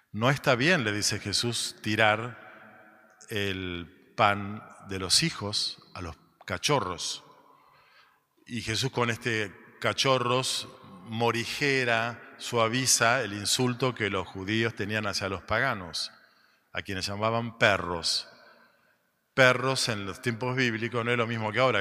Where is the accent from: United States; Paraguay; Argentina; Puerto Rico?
Argentina; somos argentinos